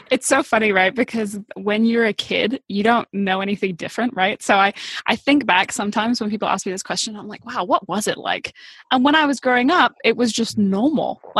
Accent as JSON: {"language": "English", "region": "Bali", "country": "Indonesia", "tie": "born or raised there", "moved": "yes", "lives_now": "United States", "said": "Like my whole life, as far as I can remember, has been surrounded by spiritual entrepreneur types growing up in Bali and then moving to the US"}